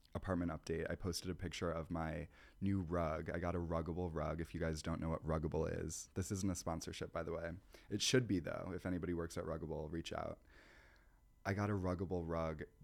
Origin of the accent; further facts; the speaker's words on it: Midwest, United States; now in New York, United States; I'm from the Midwest